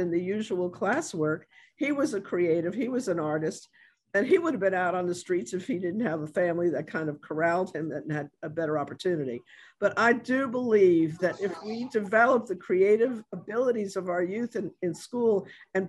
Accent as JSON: {"language": "English", "region": "New York", "country": "United States", "moved": "yes", "lives_now": "New Orleans, United States", "said": "I'm from New York"}